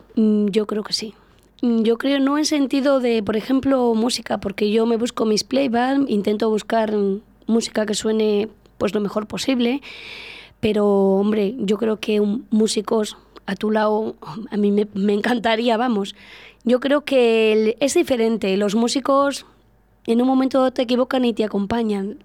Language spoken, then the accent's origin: Spanish; Plasencia, Extremadura, Spain; moved away as an adult; now in Íscar, Spain; yo soy de Plasencia de Cáceres, yo soy extremeña.